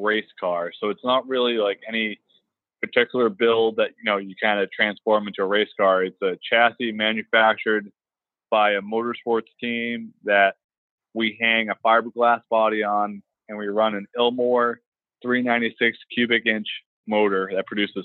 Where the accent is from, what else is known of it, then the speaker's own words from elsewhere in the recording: Boston, Massachusetts, United States; moved away as an adult; now in Houston, United States; I'm originally from Boston, and I spent I spent college in Boston